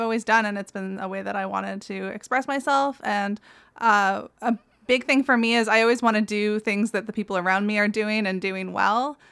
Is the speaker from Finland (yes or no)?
no; Ottawa, Ontario, Canada; I grew up in Ottawa, uh, it's fairly, like, urban city center